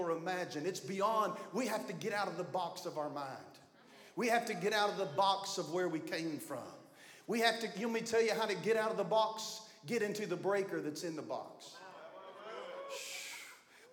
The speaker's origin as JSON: {"language": "English", "town": "Beaver Dam", "region": "Kentucky", "country": "United States", "said": "I'm from Beaver Dam, Kentucky"}